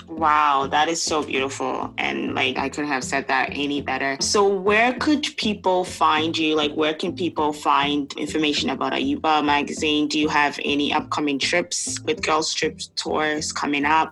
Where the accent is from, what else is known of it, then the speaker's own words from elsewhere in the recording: Ghana; now in Canada; I grew up in Ghana, growing up in Ghana